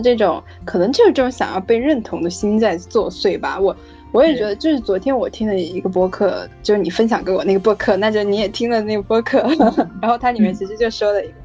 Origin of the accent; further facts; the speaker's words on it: Guiyang, Guizhou, China; moved away as an adult; now in Beijing, China; 我上大学以后就没有在贵阳了。然后所以我就觉得这个地方，虽然它是我的家乡